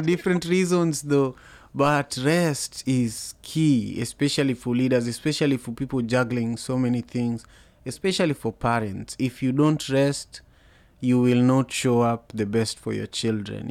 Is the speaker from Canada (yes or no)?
no; Kenya; moved away as an adult; now in United States; I grew up in Kenya